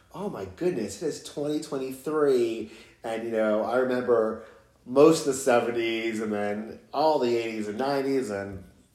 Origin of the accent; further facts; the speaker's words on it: New Jersey, United States; I'm from New Jersey.